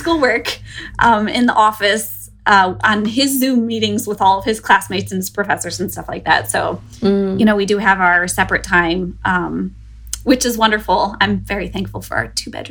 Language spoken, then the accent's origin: English; Northeast Ohio near Cleveland, United States; moved away as an adult; also born or lived in Bloomington, Illinois; now in New Jersey, United States; I was born and raised in Northeast Ohio near Cleveland